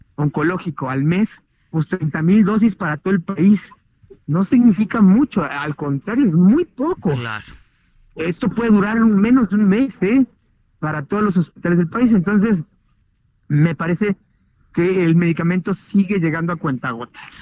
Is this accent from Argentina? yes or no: no; Mexico; nosotros los mexicanos